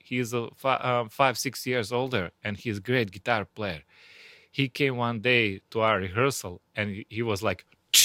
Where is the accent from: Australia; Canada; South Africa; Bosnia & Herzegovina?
Bosnia & Herzegovina; Goražde, Federation of Bosnia and Herzegovina; English is a second language; moved away as an adult; now in Florida, United States; my hometown, and that's Gorazde. It's eastern Bosnia.